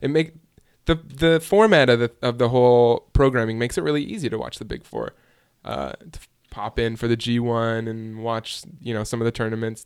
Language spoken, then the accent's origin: English; Hoffman Estates, Illinois, United States; My hometown, Hoffman Estates, Illinois, right down the street from Chicago, Illinois.